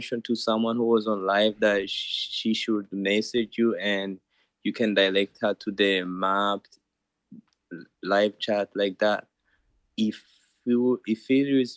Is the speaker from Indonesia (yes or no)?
no; Rwanda; now in United States; I'm originally from Rwanda